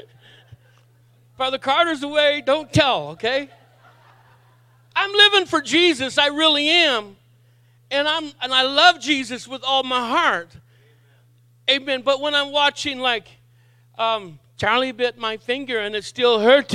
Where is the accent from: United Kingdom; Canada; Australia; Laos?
Canada; Miramichi, New Brunswick; moved away; also born or lived in Saint John, New Brunswick; I was raised as a young adult here in St. John, but I was born on the Miramichi